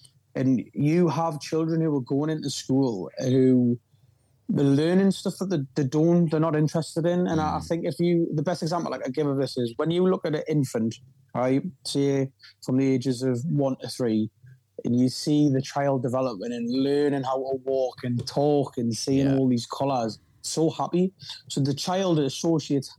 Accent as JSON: {"language": "English", "town": "North Shields", "region": "North East England", "country": "United Kingdom", "tie": "born or raised there", "said": "to be born from here and come from"}